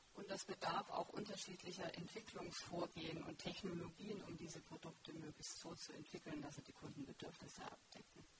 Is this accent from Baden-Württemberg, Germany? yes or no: yes; Stuttgart area, Baden-Württemberg, Germany; ich komme aus dem Stuttgarter Raum